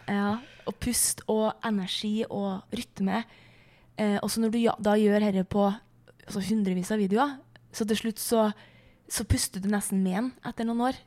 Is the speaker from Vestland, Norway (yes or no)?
no; Flatanger, Trøndelag, Norway; hjemme i Flatanger